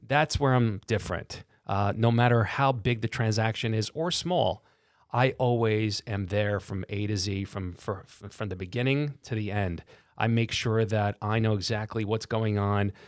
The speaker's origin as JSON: {"language": "English", "town": "New York City", "region": "New York", "country": "United States", "tie": "born or raised there", "said": "born and raised in Brooklyn"}